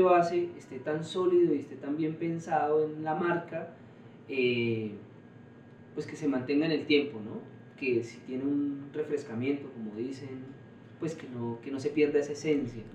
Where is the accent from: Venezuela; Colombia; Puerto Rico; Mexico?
Colombia; yo como colombiano